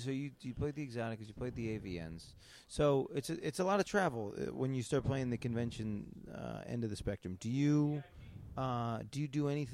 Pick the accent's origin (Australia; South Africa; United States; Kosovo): United States; Syracuse, New York; moved away; my hometown, mm-hmm. which is Syracuse.